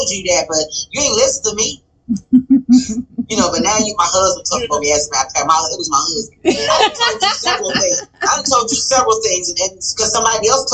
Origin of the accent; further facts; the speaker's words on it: Chicago, Illinois, United States; I'm from Cabrini Green